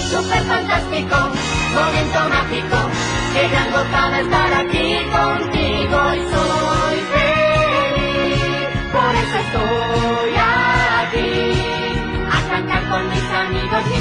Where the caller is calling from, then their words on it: Guadalajara, Jalisco, Mexico; Hola Teo, ¿cómo estás? … de Guadalajara y me gustaría la canción de...